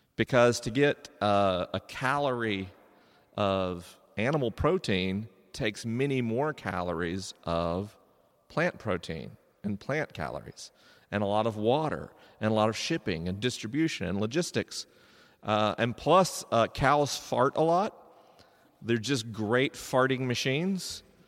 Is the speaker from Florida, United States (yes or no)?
yes; Florida, United States; I grew up in Florida